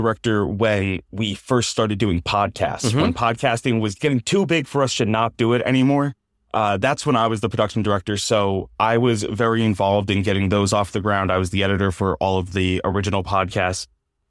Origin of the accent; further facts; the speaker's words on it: New Jersey, United States; moved away as an adult; So I'm originally from Jersey.